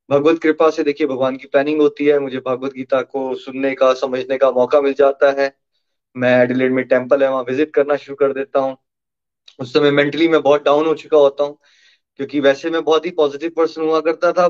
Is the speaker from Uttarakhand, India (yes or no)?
no; Chamba, Himachal Pradesh, India; also born or lived in Australia; 1981 में मैं चंबा हिमाचल प्रदेश में बड़ा हुआ था गुड मिडिल क्लास फैमिली और फिर खुशी की तलाश में पढ़ाई के लिए चंडीगढ़ मणिपाल ऑस्ट्रेलिया ऐसा होता रहा मेरे साथ